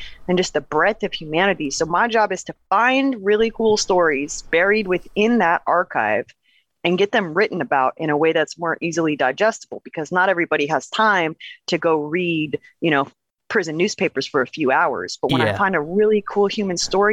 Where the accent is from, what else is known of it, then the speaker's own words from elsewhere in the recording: Portland, Oregon, United States; born and raised in Portland, Oregon